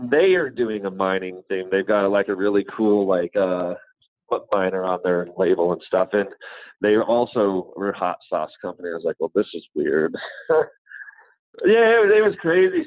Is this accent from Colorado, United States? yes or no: yes; Leadville, Colorado, United States; I grew up in Leadville, Colorado.